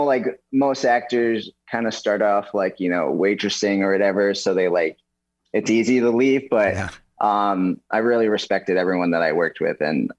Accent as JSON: {"language": "English", "town": "New York City", "region": "New York", "country": "United States", "said": "I'm from New York City, actually. So I just moved out here for NCIS Hawaii, living the dream."}